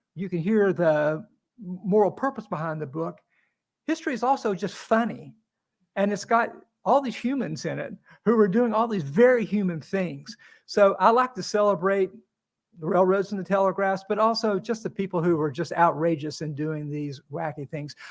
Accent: Appalachia, United States; I'm from where Davy Crockett and Daniel Boone are from. That's really not that you can hear it in my accent or anything, but that's where.

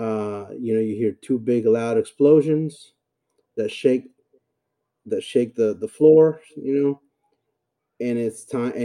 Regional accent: El Salvador; moved away; also born or lived in Texas; I was born and raised in El Salvador, Central America

